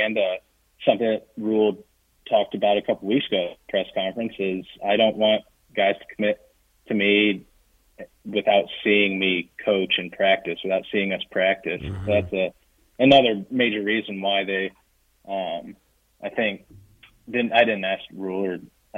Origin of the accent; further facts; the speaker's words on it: Midwest, United States; now in Nebraska, United States; I grew up in the Midwest